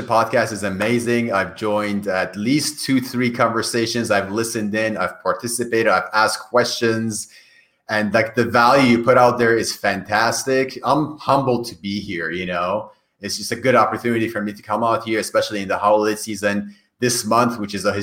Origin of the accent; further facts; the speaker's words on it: Iran; first language Persian; English is a second language; moved away; My native language is Farsi. Farsi that we speak in Iran.